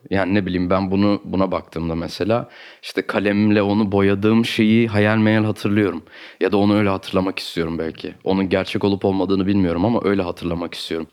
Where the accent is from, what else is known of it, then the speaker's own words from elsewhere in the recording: Istanbul, Turkey; also born or lived in Ankara / Artvin; Benim çocukluğum Kadıköy'de geçti.